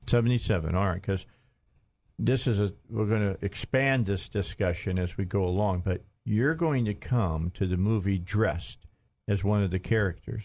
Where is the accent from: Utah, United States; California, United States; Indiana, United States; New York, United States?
Indiana, United States; Gary; We're both from Indiana. He's from Lafayette. I'm from Gary.